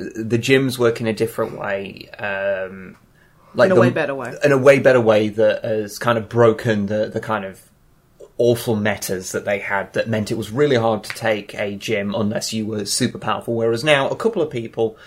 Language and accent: English; United Kingdom; I'm British